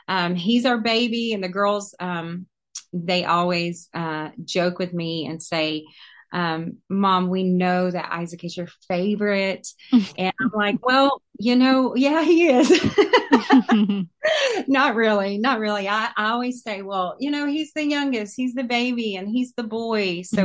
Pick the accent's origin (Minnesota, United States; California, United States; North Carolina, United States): North Carolina, United States; moved away as an adult; now in Loganville, United States; Born and raised in North Carolina